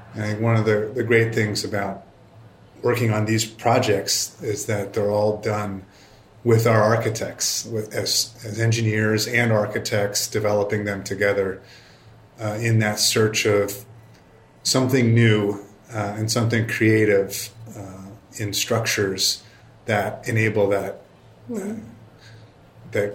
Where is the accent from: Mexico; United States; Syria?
United States; Chicago, Illinois; I grew up in Chicago.